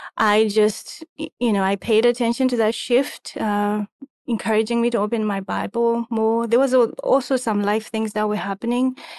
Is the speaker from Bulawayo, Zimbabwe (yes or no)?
no; Harare, Zimbabwe; moved away as an adult; also born or lived in Egypt; I am originally from, uh, Harare, Zimbabwe